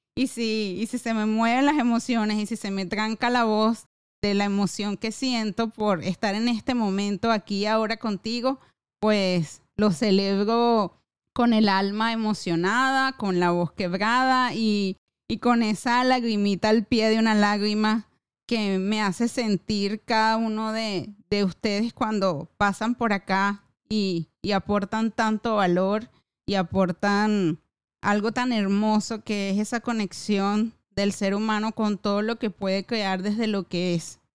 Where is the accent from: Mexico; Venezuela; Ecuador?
Venezuela; como venezolana